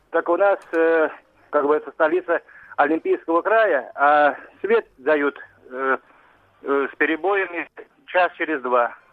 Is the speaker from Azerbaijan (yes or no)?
yes; Baku, Azerbaijan; now in Krasnodar, Russia; я сам бакинец, поэтому, как говорится, огнями меня не удивишь, а Баку город огней